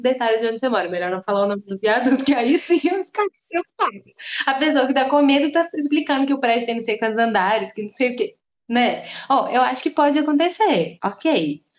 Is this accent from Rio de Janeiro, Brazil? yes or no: no; interior of Minas Gerais, Brazil; Eu vim do interior de Minas